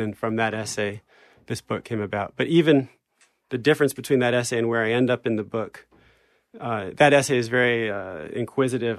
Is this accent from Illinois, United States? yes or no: no; New Jersey, United States; moved away; also born or lived in France; we were raised in New Jersey